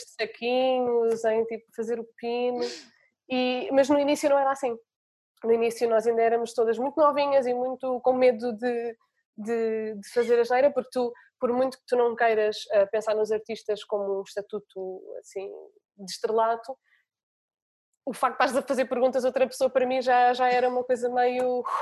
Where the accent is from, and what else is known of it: Portugal